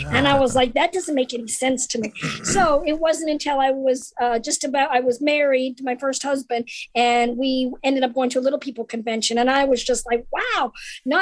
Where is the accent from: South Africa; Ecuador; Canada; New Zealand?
Canada; also born or lived in Norwich, England / Los Angeles / Florida; now in United States; I grew up in Canada